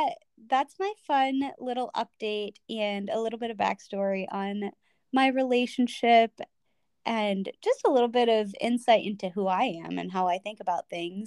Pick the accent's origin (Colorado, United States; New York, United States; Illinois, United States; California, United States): Illinois, United States; Chicago; moved away; you are going to be in my hometown, pretty much